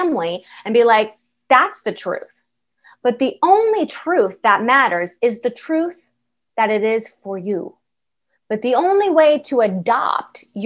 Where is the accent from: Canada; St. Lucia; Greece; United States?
United States; San Diego, California; also born or lived in San Francisco / Los Angeles; I am born and raised in California. And I went to college in San Francisco. I lived there for 9 years. I was, raised in San Diego